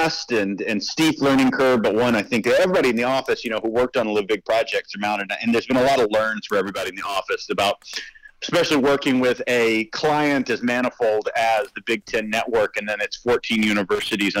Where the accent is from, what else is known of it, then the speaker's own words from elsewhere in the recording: Middle Tennessee, United States; moved away as an adult; also born or lived in Chicago; now in West Michigan, United States; I'm from Middle Tennessee